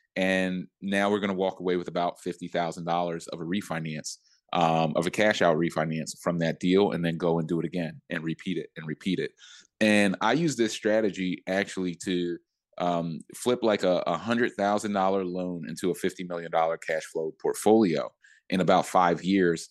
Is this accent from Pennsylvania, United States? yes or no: yes; Philadelphia, Pennsylvania, United States; moved away; also born or lived in New York; I'm from Philly and I have a lot of resources there